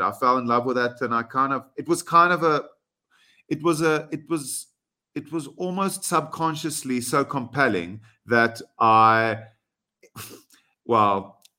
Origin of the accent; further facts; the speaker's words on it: South Africa; first language Afrikaans; English is a second language; as a South African, I'm proud